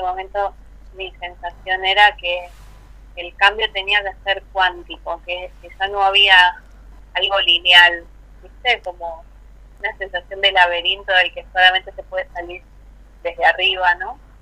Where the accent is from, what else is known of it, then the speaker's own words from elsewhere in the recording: Buenos Aires, Argentina; also born or lived in San Juan; yo soy de Buenos Aires, vivo acá en Vicente López, en Zona Norte, con mis hijos.